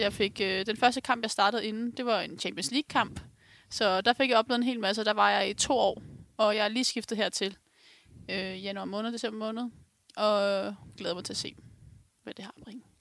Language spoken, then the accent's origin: Danish; Ganløse, Capital Region of Denmark, Denmark; Jeg kommer fra Galløse selv